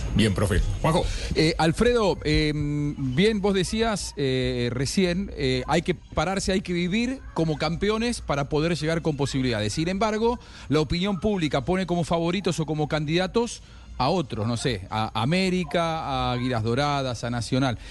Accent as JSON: {"language": "Spanish", "country": "Argentina", "said": "Yo soy argentino"}